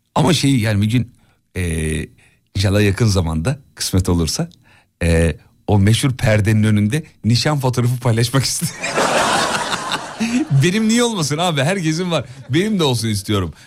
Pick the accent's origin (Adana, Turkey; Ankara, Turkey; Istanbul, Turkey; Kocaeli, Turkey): Kocaeli, Turkey; Derince; Biz çocukken Kocaeli'de, Derince'de